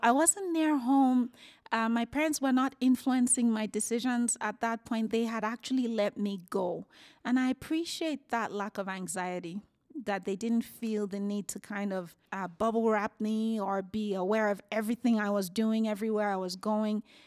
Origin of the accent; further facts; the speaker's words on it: Nigeria; moved away as an adult; also born or lived in United Kingdom; now in Calgary, Canada; born and raised in Nigeria. I moved to the UK in my 20s and I moved here in my 30s.